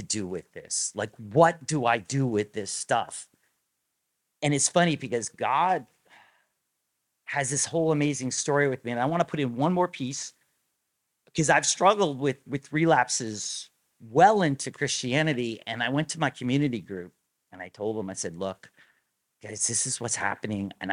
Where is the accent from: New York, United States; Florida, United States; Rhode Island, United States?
Rhode Island, United States; moved away; I grew up in Rhode Island